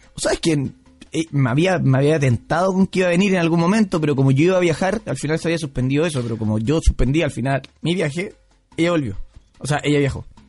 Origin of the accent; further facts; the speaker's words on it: Pichilemu, O'Higgins, Chile; yo soy de Pichilemu.